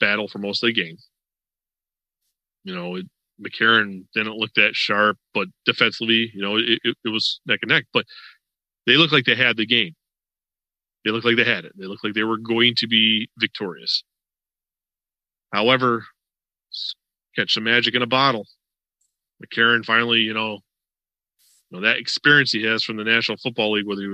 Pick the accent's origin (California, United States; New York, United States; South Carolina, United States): New York, United States; Western; now in Florida, United States; I'm from Western New York. Before I moved to Florida